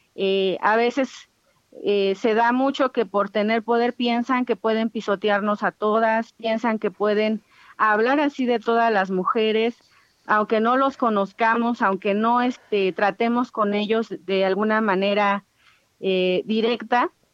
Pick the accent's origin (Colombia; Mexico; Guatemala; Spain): Mexico; Ayuuk region, Oaxaca; mujeres ayuk, que es la región ética de donde soy